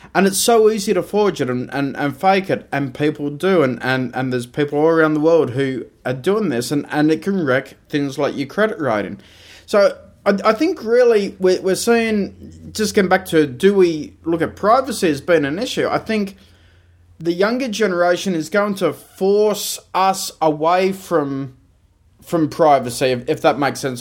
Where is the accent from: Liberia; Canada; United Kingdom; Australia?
Australia; being an Australian